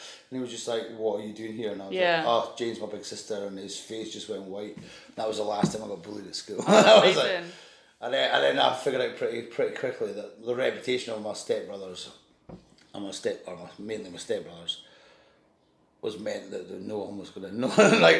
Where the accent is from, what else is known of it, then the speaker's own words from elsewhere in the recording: Stow, Scotland, United Kingdom; also born or lived in Edinburgh; I grew up in Stow. I was born in Edinburgh. But... Okay. But then when I was four, we moved to Stow in the Scottish Borders.